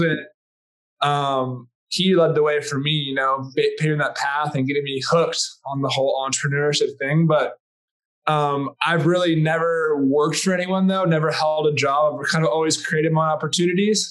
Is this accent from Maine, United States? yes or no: no; Rochester, New York, United States; moved away as an adult; also born or lived in Los Angeles; I'm growing up in Rochester, New York, along with Steve. We both are from the same city